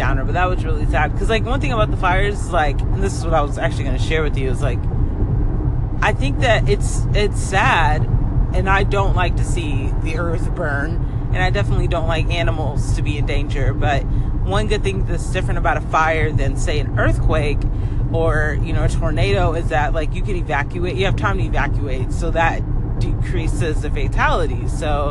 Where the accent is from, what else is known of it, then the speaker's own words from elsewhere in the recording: Atlanta, Georgia, United States; also born or lived in Nashville / Dallas, Texas; now in Los Angeles, United States; We grew up in Georgia, Atlanta, Georgia, but we've lived in Nashville. We've lived in Dallas, Texas, and now we are here.